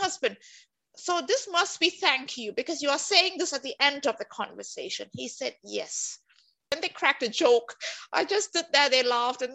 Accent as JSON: {"language": "English", "country": "Singapore", "moved": "as an adult", "lives_now": "Helsinki, Finland", "said": "I'm from Singapore"}